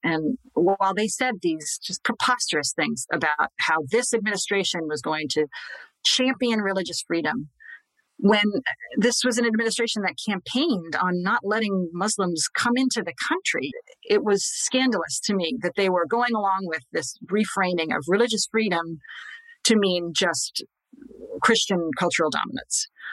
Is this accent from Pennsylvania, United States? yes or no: yes; Scranton, Pennsylvania, United States; I'm from Scranton. He went to my grade school, to my parish.